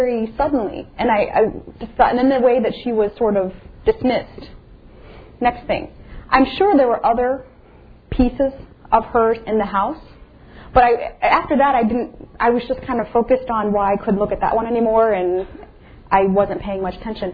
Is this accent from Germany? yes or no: no; Indiana, United States; I'm from Indiana